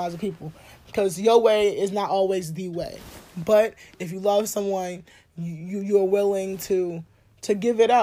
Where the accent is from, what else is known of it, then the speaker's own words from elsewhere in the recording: New Orleans, Louisiana, United States; I'm from New Orleans